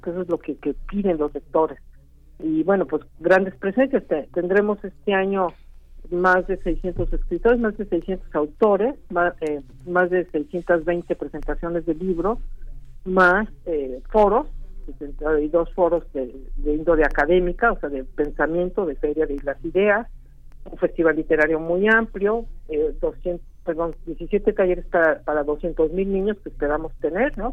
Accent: Mexico

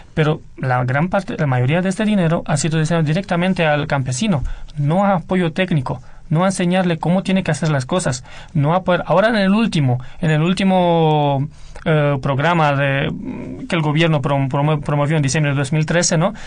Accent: Romania; moved away; Yo vengo de Rumanía y sí conozco muy bien la realidad económica de Rumanía de los años 90

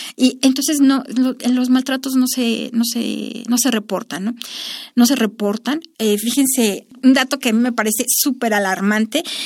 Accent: Mexico

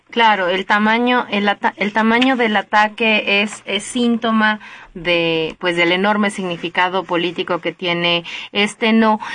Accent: Mexico; los mexicanos y los latinoamericanos en general tenemos amplia experiencia

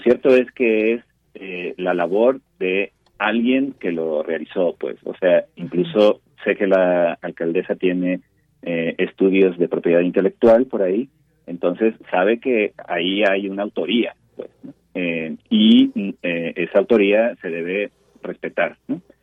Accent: Mexico City, Mexico; nosotros como mexicanos, como chilangos

